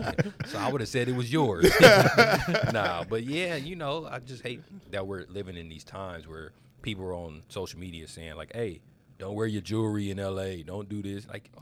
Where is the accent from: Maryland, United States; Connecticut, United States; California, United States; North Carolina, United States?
California, United States; Los Angeles; that's how I grew up in South Central, man.